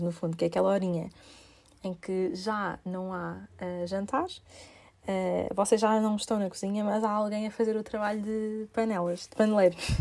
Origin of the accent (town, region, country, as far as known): Portugal; also born or lived in United Kingdom